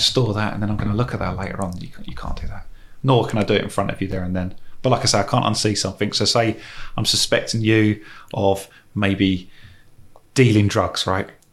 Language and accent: English; England, United Kingdom; As an English person